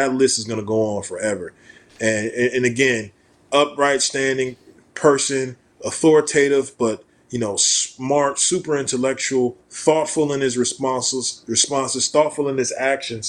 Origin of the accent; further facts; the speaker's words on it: Atlanta, Georgia, United States; moved away as an adult; now in New York City, United States; we grew up in Atlanta. My family's from Atlanta, west end of Atlanta